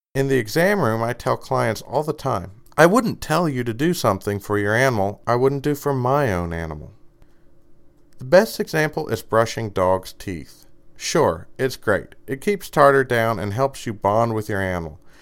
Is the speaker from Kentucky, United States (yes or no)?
yes; Kentucky, United States; I'm from Kentucky